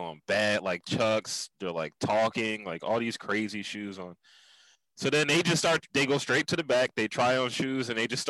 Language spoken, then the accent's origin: English; Philadelphia, Pennsylvania, United States; I'm in Philly, bro.